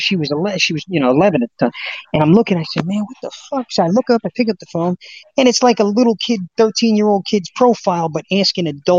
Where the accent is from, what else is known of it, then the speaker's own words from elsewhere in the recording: Barnegat, New Jersey, United States; now in Tampa, United States; That's where I'm from. Ocean County, New Jersey. I'm from Barnegat